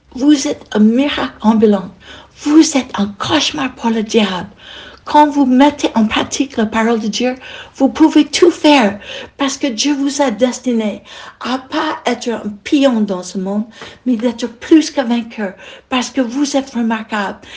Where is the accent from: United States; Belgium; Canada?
United States; French is a second language; moved away as an adult; now in France; Je suis américaine et ça fait 40 ans que je